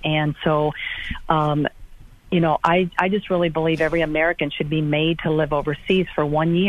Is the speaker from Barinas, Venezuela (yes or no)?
no; Caracas, Capital District, Venezuela; born there; I was born in Caracas, Venezuela.